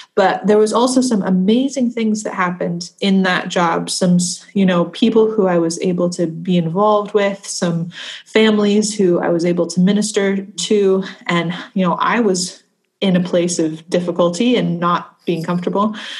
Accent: United States; now in Scotland, United Kingdom

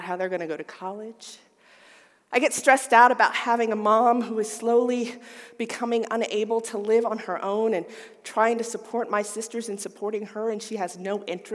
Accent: the South, United States; I grew up in the South.

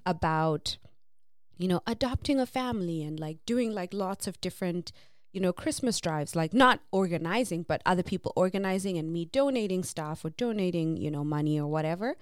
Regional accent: Zimbabwe; moved away; growing up in Zim

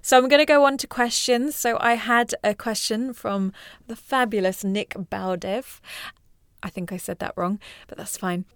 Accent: Mauritius; I'm from Mauritius

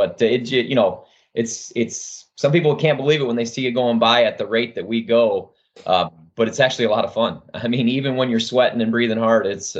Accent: South Bend, Indiana, United States; I'm 45 years old and born and raised in South Bend, Indiana, just across the border from Michigan. The river that I live on, the St. Joe River, flows up into Michigan

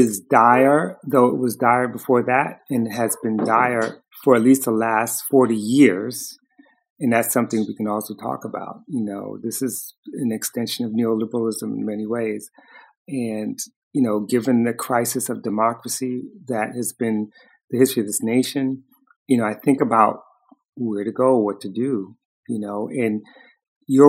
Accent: New York City, New York, United States; We grew up in Harlem in the 60s and early 70s

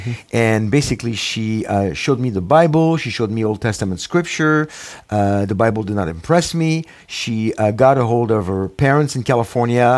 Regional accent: Paris, Île-de-France, France; English is a second language; moved away as an adult; now in United States; I was born in Paris, France, mm-hmm. in the late 50s, and Jewish parents, both Holocaust and war survivors. And so I was brought up in an agnostic, non-religious Jewish family

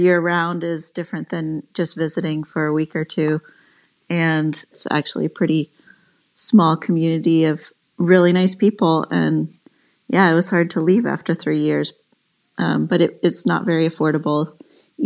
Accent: Larkspur, California, United States; also born or lived in San Francisco / Rhode Island / East Bay / Colorado; I grew up here in Marin County in Larkspur in Corte Madera, but then I went to high school in San Francisco.

